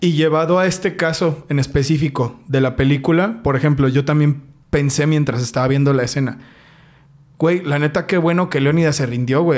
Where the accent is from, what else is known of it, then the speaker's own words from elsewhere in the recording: Mexico; nuestra tierra es chingona, nuestra tierra es, es México, güey. O sea, como mexicanos podemos